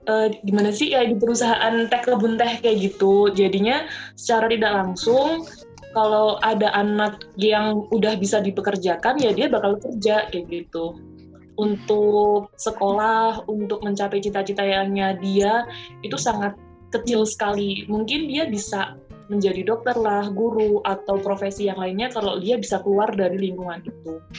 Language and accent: Indonesian; Semarang, Central Java, Indonesia; aku sangat kaget banget soalnya kan aku dari Semarang